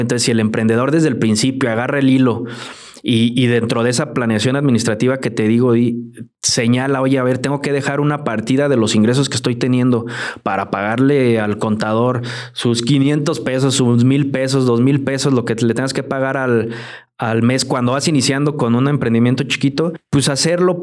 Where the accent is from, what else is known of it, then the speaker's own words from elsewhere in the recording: Mexico; así somos el mexicano